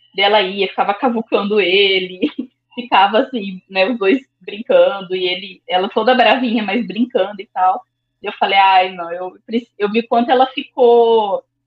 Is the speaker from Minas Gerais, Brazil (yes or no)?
no; Londrina, Paraná, Brazil; also born or lived in Sorriso, Mato Grosso; sou de Londrina